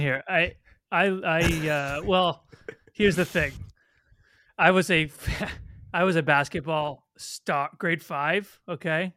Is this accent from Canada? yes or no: yes; Toronto, Ontario, Canada; I'm Canadian, I'm from Toronto